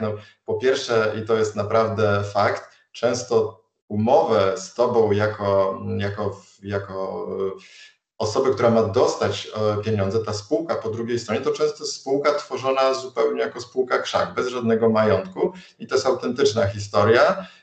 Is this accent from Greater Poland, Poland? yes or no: no; Warsaw, Masovian Voivodeship, Poland; jako warszawiak